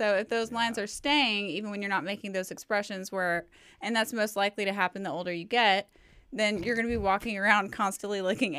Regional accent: Fort Worth, Texas, United States; You guys know I'm from Fort Worth

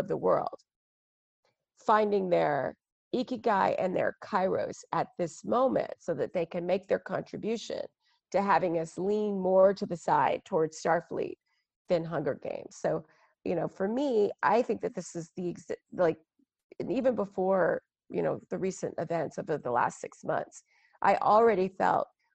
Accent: Texas, United States; I'm African American, growing up in Texas in the 80s

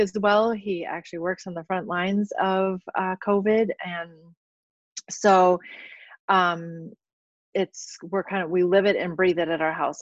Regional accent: South Dakota, United States; also born or lived in St. Louis area / New Mexico / Minnesota; now in La Crosse, United States; I'm originally from South Dakota

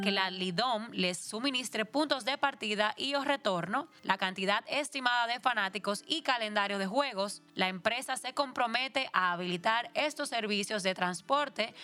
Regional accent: Dominican Republic; nosotros como dominicanos

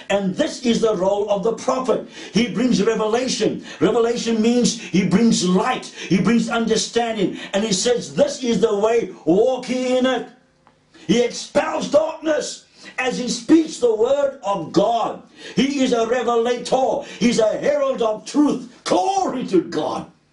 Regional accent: Cape Town, Western Cape, South Africa; I grew up in Pine Road, Woodstock, opposite the gym bioscope, near Trafalgar Bards.

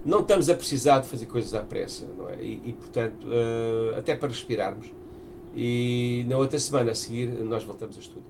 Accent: Portugal; nós estamos em Portugal, somos portugueses

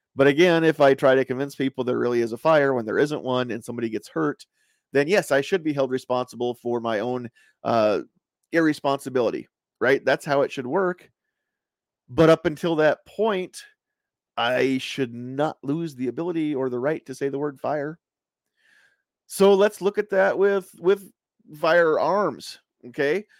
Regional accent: United States

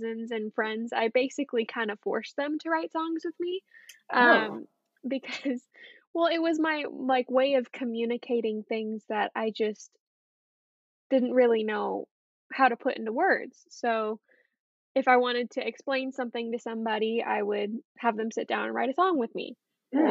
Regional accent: San Diego, California, United States; moved away as an adult; now in Nashville, United States; I'm from California, San Diego, California

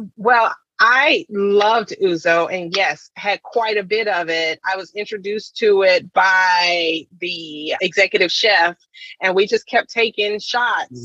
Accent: South Carolina, United States; growing up in South Carolina

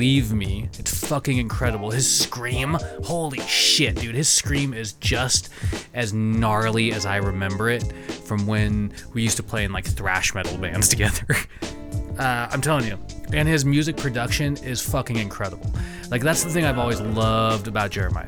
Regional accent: East Wenatchee, Washington, United States; moved away; Growing up in Wenatchee, in East Wenatchee especially

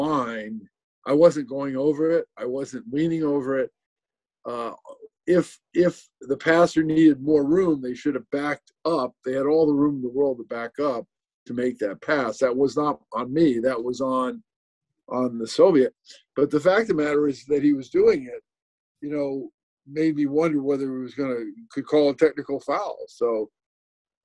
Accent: Mansfield, Pennsylvania, United States; born or raised there; moved away as an adult

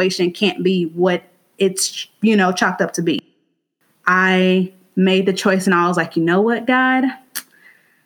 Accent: Gary, Indiana, United States; now in Indianapolis, United States; I'm from Gary, Indiana, but I live in Indianapolis right now

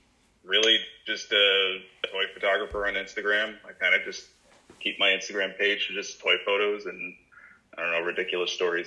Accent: New York, United States; now in Charlotte, United States; I was there a few years ago, from New York, actually, because we wanted to buy a house

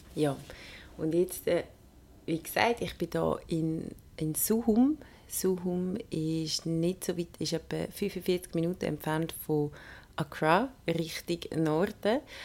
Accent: Switzerland; bei uns daheim in der Schweiz

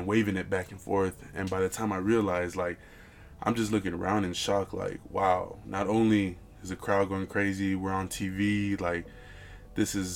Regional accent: Los Angeles, California, United States; moved away as an adult; also born or lived in Colorado; now in Greeley, United States; I'm actually from California, born and raised from San Fernando Valley

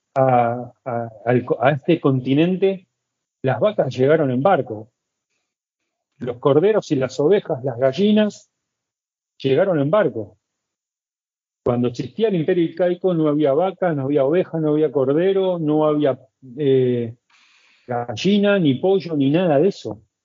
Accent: Buenos Aires, Argentina; moved away as an adult; now in Cusco, Peru; soy de Buenos Aires, soy argentino

